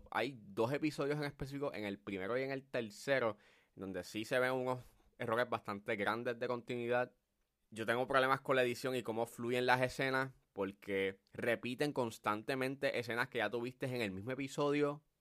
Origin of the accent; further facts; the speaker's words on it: Puerto Rico; cómo somos los puertorriqueños y toda la cosa.